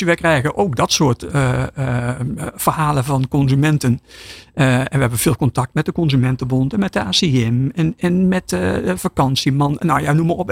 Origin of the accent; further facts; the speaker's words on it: Netherlands; als, als Nederlander